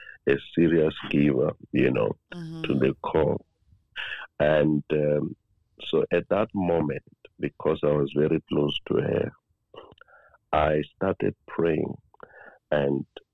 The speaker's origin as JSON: {"language": "English", "area": "Kiani", "region": "Limpopo", "country": "South Africa", "said": "I'm from Kiani in Limpopo"}